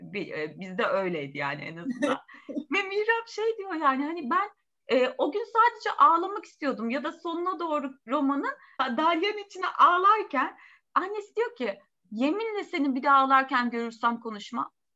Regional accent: Turkey; also born or lived in Hasköy; bizim ülkemizde

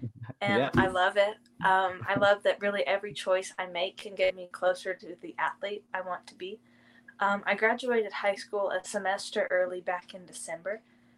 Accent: Marshfield, Missouri, United States; moved away as an adult; now in Naples, United States; Marshfield, Missouri, a really small town. I lived there my whole life.

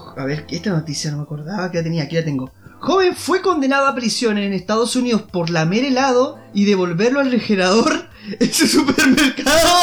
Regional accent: Temuco, Araucanía, Chile; aquí en Temuco

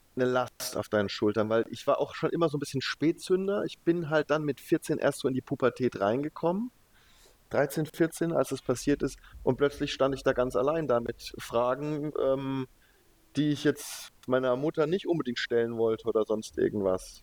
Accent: Leimen, Baden-Württemberg, Germany; also born or lived in Heidelberg / Stuttgart; ich bin in Heidelberg geboren und dann aber in, in der Boris-Becker-Stadt sozusagen, in Leimen Nein, aufgewachsen

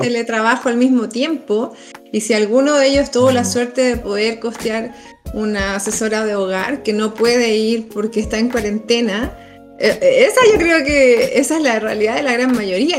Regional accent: Chile

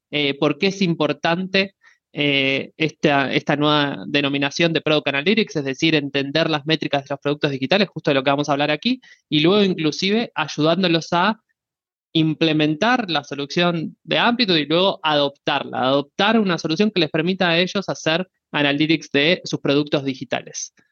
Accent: Buenos Aires, Argentina; soy argentino eh, de Buenos Aires

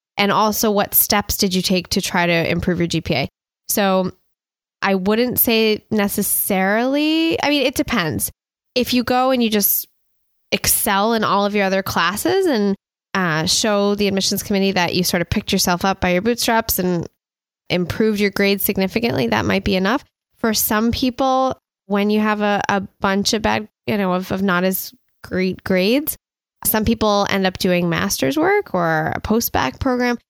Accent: United States; also born or lived in Montreal, Canada; I'm originally from the United States.

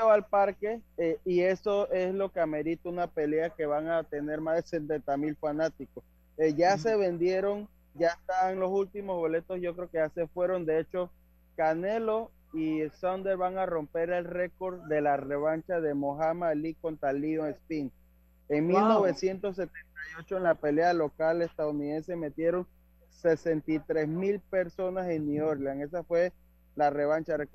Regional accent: Panama; nosotros como panameños estamos acostumbrados a ver

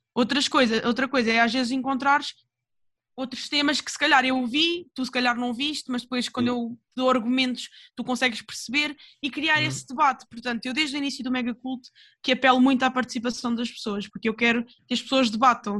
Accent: Portugal; eu sou portuguesa

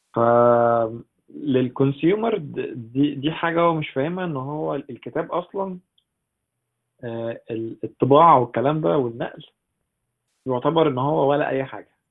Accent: Egypt

